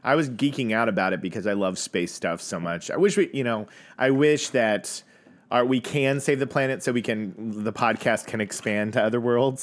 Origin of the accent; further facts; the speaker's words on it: Tulsa, Oklahoma, United States; the year I was born in Tulsa, Oklahoma